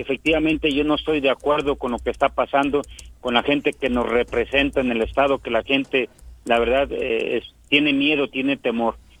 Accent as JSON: {"language": "Spanish", "town": "Zacualpan de Amilpas", "region": "Morelos", "country": "Mexico", "said": "Yo soy de un municipio muy pequeño, Zacualpan de Amilpas"}